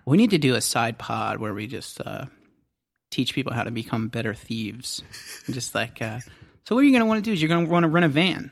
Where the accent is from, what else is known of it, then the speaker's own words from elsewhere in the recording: Southern Ohio, United States; Growing up in Southern Ohio